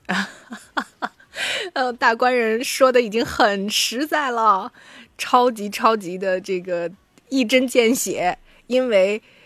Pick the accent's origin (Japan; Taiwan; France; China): China; northern China; 我们作为北方人